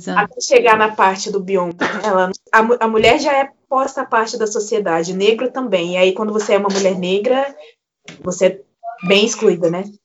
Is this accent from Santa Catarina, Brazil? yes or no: no; Barra Mansa, Rio de Janeiro, Brazil; apesar de eu ser do Rio de Janeiro